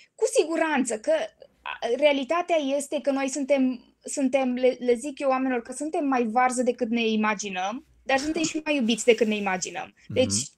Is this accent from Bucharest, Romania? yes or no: yes; Bucharest, Romania; Sunt din București, 100%